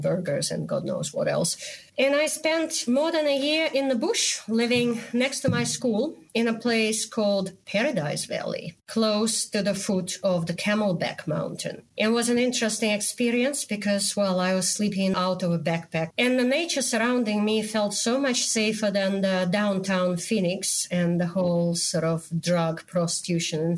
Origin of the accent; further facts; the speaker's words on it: Moscow, Russia; moved away; me growing up in the Soviet Union, in the country which is probably the worst country in the world right now. I was born in Moscow.